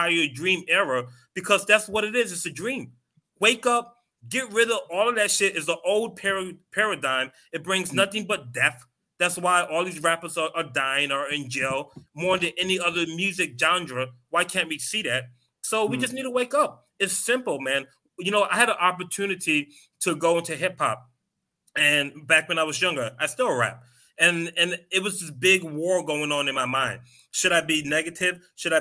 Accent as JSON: {"language": "English", "region": "New York", "country": "United States", "also_born_or_lived": "Queens / Atlanta / Philadelphia", "moved": "yes", "said": "I'm from New York, lived in Queens, lived in Atlanta"}